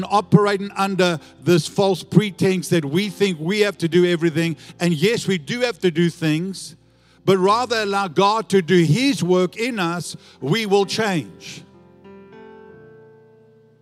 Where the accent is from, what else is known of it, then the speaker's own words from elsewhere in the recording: South Africa; now in Australia; I was born in South Africa